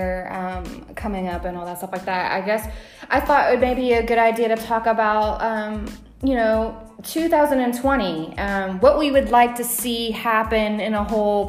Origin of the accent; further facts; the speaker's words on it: United States; moved away as an adult; now in Italy; I'm from the United States